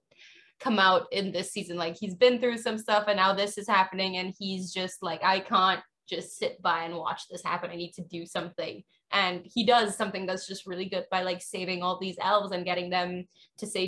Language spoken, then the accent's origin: English; Trinidad & Tobago; I'm from Trinidad and Tobago.